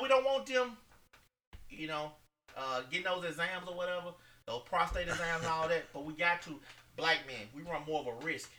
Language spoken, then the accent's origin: English; Holcomb, United States; I remember growing up in Holcomb